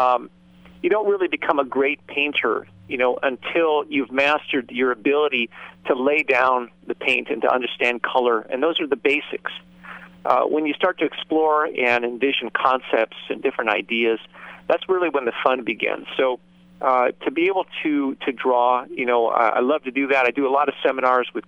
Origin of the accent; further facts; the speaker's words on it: Southern California, United States; I grew up here in Southern California